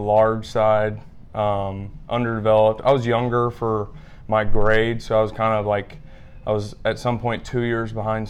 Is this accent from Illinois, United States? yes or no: no; Mobile, Alabama, United States; I'm from Mobile.